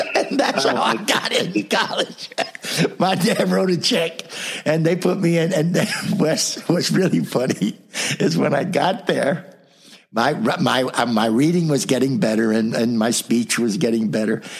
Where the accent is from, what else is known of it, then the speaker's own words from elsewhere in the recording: South Orange, New Jersey, United States; also born or lived in Brooklyn, New York; was born in Brooklyn, New York, raised in New Jersey, right near Seton Hall University